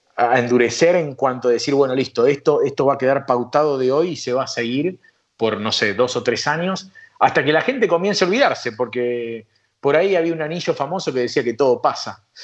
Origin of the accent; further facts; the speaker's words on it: Argentina; moved away as an adult; yo soy argentino, amo mi país